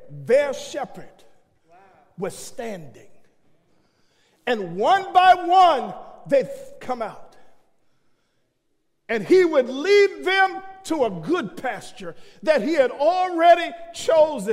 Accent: New York City, New York, United States; I leave the country, or if I leave New York, folk tell me, you got an accent. I'm saying, I'm from Brooklyn

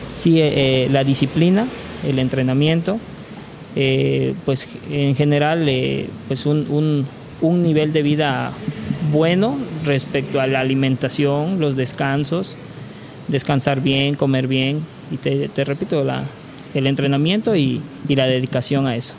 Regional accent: Córdoba, Veracruz, Mexico; also born or lived in Playa del Carmen; éramos dos de Córdoba

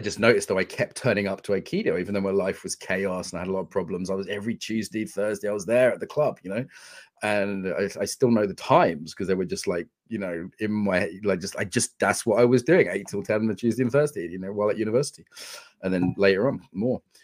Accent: United Kingdom; I'm British working class

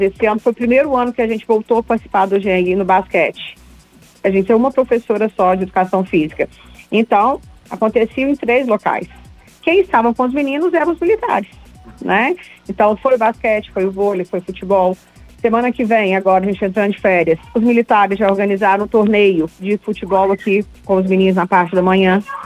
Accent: Barbacena, Minas Gerais, Brazil; é meu conterrâneo, que eu sou de Barbacena

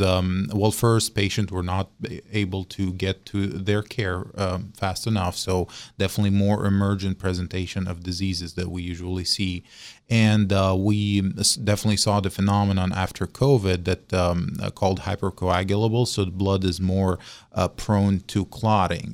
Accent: Syria; moved away as an adult; also born or lived in Russia / Baltimore / Mobile / Morgantown; now in West Virginia, United States; I'm a foreign medical graduate, so I'm originally from Syria

